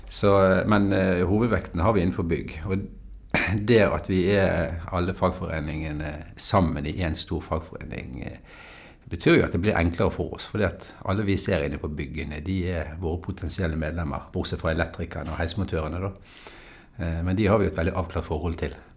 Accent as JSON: {"language": "Norwegian", "town": "Bergen", "region": "Vestland", "country": "Norway", "said": "jeg er jo en bergenser, da, som du hører."}